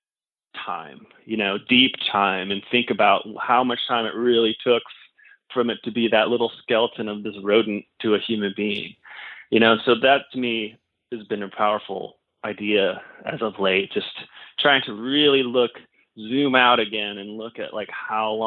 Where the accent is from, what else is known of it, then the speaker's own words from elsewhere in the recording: Indiana, United States; moved away as an adult; also born or lived in Los Angeles, California; now in Tennessee, United States; I grew up in Indiana